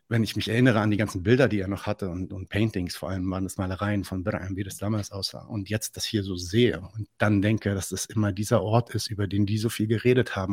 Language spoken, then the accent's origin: German; Lebanon; ja, nee, nee, ich bin Libanese.